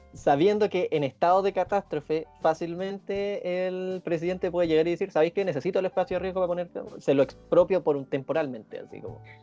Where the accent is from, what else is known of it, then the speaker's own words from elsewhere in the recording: Puente Alto, Santiago Metropolitan Region, Chile; somos tres hueones de Puente Alto